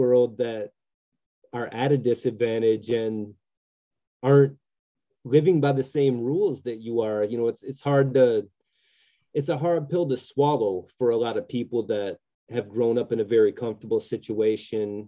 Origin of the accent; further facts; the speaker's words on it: Grand Rapids, Michigan, United States; I grew up in a really diverse neighborhood in Grand Rapids